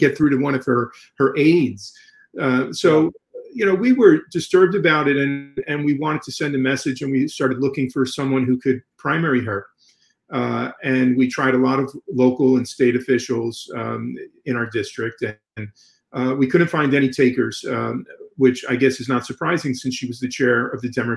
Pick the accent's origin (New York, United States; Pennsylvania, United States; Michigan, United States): New York, United States; now in Fort Lauderdale, United States; influenced since childhood growing up in New York